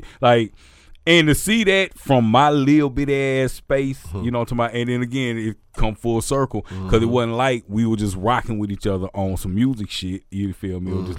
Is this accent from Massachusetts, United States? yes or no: no; Pass Christian, Mississippi, United States; Y'all don't know, I'm from Gulf Coast, you feel me? Pat Christian, Mississippi, on deck, you dig that?